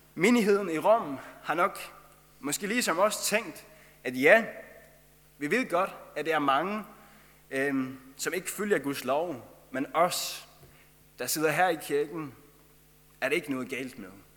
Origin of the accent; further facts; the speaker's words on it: Faroe Islands; accent: Faroese; moved away as an adult; now in Denmark; jeg kommer fra Færøerne, og det er derfor, jeg har den færøske sang, som jeg har